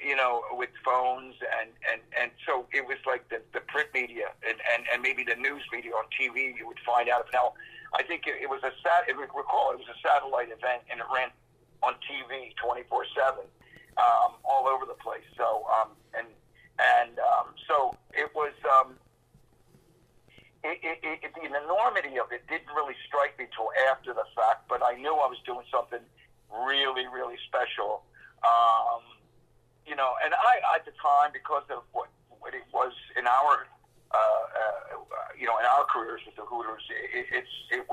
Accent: Levittown, Pennsylvania, United States; I grew up in Levittown, outside of Philadelphia

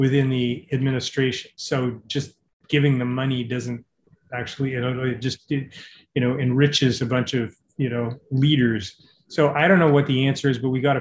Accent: Toronto, Ontario, Canada; I'm from Toronto

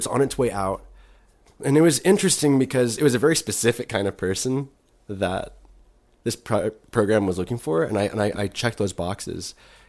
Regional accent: Plainview, Texas, United States; there's a fondness that I have of growing up in Plainview, sure. but I couldn't live there again.

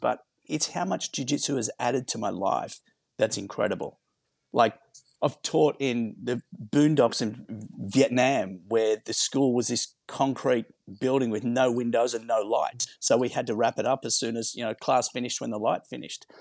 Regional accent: Sydney, New South Wales, Australia; moved away as an adult; now in Los Angeles, United States; growing up in Maroubra

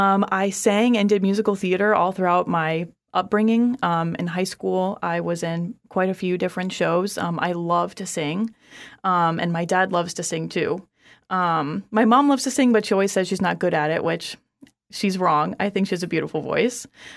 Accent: Orlando, Florida, United States; born there; But I was born in Orlando.

